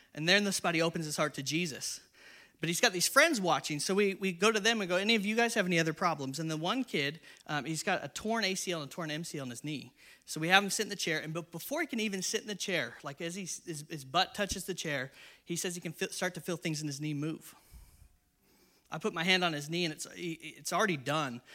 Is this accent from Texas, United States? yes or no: no; San Diego, California, United States; also born or lived in Inland Empire, California / Northern Ireland; I'm from San Diego